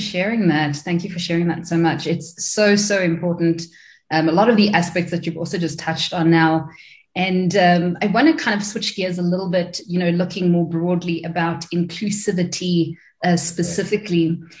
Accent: South Africa; as South African creatives

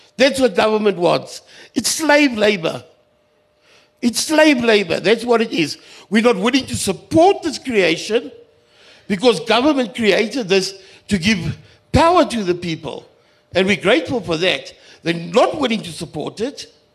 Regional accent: Kimberley, Northern Cape, South Africa; I come from Kimberley

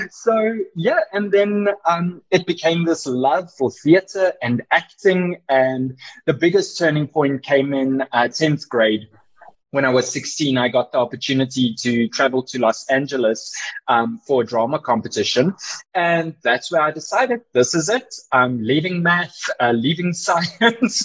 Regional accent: Boksburg, Gauteng, South Africa; also born or lived in Cape Town / Johannesburg / Georgia, United States; I grew up and still am in Boksburg

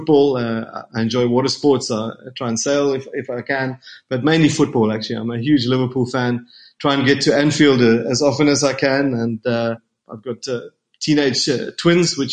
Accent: Warner Beach, KwaZulu-Natal, South Africa; moved away; also born or lived in Cape Town, South Africa; I'm from Natal South Coast, from Warner Beach, in fact, and which is very much beer and whiskey and cannabis country, and no wine culture whatsoever. So I'd moved to the Cape with my dad.

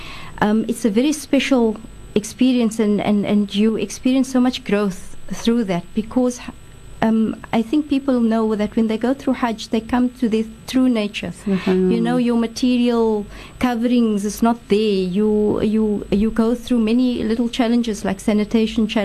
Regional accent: Cape Town, Western Cape, South Africa; I'm very Cape Townian. I was born in Cape Town and grew up here in Salt River

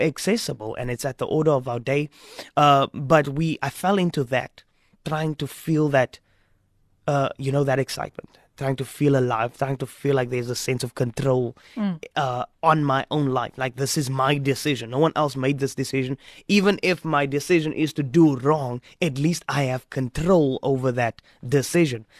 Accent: Strand, Western Cape, South Africa; also born or lived in Stellenbosch; We were growing up in Strand. We left Strand

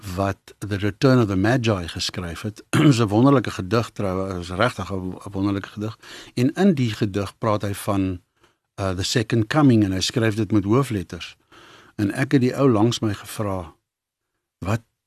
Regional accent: Johannesburg, Gauteng, South Africa; also born or lived in Bezuidenhout Valley, Johannesburg; ek is gebore daar in Best Valley se wêreld en daar gebly vir lank en toe trek ons toe ek skool toe gaan. Ehm um, Linden toe en dis waar ek groot geword het in in Linden

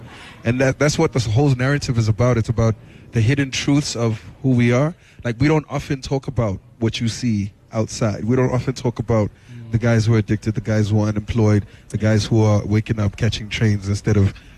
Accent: Tembisa, Gauteng, South Africa; also born or lived in Katlehong; I grew up partly in Tembisa and Katlehong.

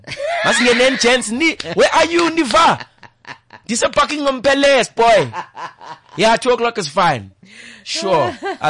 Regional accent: South Africa; for me as a South African, you know, being racialized

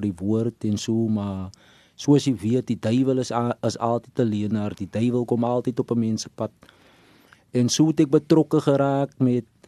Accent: Stellenbosch, Western Cape, South Africa; ek het groot geword in Stellenbosch, dan Ida's Vallei Premier.

